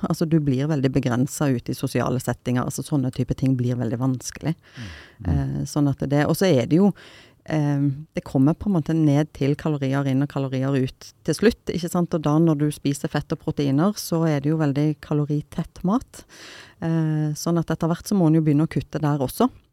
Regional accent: Stavanger, Rogaland, Norway; jeg er fra Stavanger. Siddis

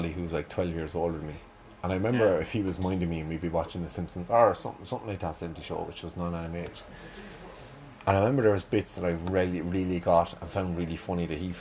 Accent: Ireland; growing up in Ireland in the 90s, Rugrats was always on after Bosco when you went home from school.

